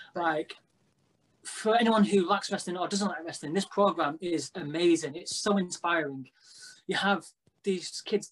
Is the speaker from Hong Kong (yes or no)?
no; Blackpool, North West England, United Kingdom; we're from Blackpool, which obviously is a wrestling town